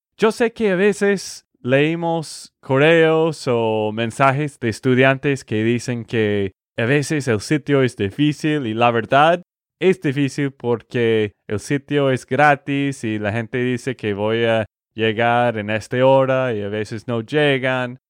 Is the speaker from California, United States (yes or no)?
no; Texas, United States; de Texas, Estados Unidos